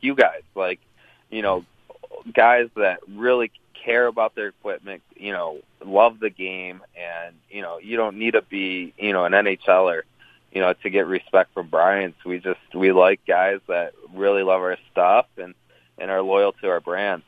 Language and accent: English; Detroit, Michigan, United States; I grew up in the Metro Detroit area